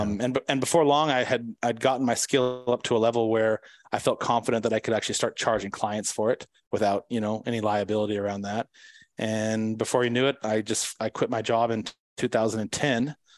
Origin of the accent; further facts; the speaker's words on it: San Diego, California, United States; I'm from San Diego